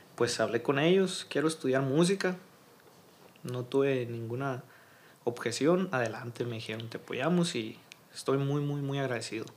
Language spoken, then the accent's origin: Spanish; Hermosillo, Sonora, Mexico; also born or lived in Navojoa, Sonora; soy originario, nací en Navojoa, Navojoa, Sonora, pero toda mi vida he vivido aquí en, en Hermosillo